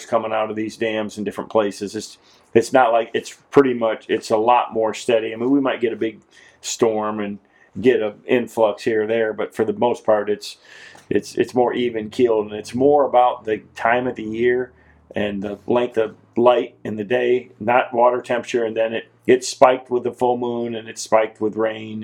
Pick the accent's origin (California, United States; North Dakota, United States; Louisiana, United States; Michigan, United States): Michigan, United States; moved away; I grew up doing it in Michigan.